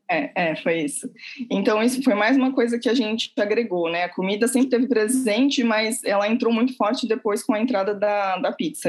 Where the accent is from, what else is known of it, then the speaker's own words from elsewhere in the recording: Santos, São Paulo, Brazil; moved away as an adult; now in Portugal; eu sou de Santos, nasci em Santos, litoral de São Paulo. Vivi lá a minha juventude inteira.